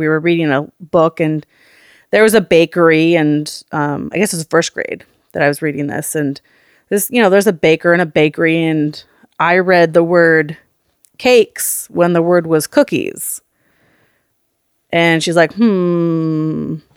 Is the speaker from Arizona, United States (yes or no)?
no; Oakland, California, United States; We grew up in Oakland, California, up in the Montclair